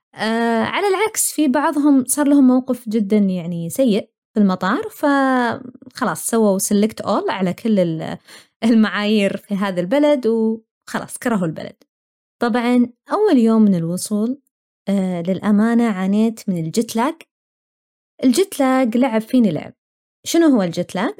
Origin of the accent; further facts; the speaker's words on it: Saudi Arabia; moved away as an adult; now in Australia; أنا ماني أول ولا آخر واحدة طلعت ابتعاث